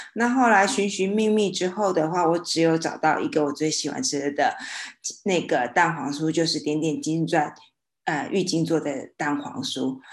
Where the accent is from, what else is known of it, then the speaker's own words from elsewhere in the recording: Xinhua, Tainan, Taiwan; 因为在我的老家新化有一个鸡蛋糕